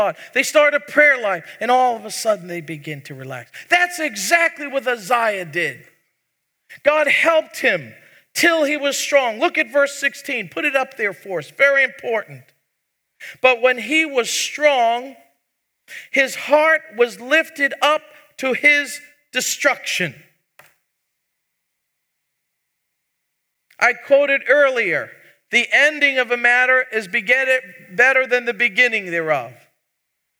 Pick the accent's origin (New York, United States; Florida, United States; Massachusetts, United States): New York, United States; New York City; moved away; I'm from New York. We get emphatic. We punch it out. In fact, I was born in the same hospital as President Trump.